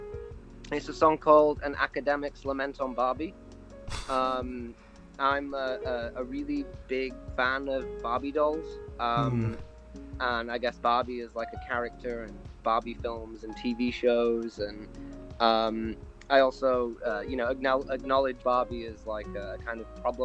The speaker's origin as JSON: {"language": "English", "town": "Barnsley", "region": "Yorkshire and the Humber", "country": "United Kingdom", "also_born_or_lived": "Manchester", "said": "I'm from Barnsley, in Yorkshire"}